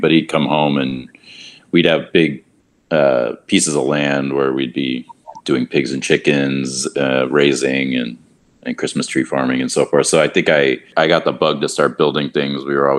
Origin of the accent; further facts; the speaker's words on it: California, United States; moved away as an adult; now in New York, United States; I'm from California. I took a little bit of a route to get to architecture, but I wound up at Cooper Union and been in New York for about 16 years since that.